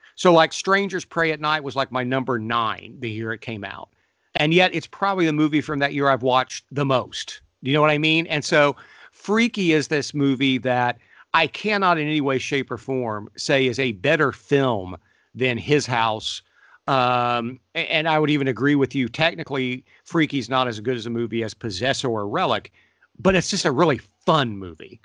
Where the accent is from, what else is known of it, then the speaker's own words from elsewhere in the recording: Ohio, United States; I'm from Ohio.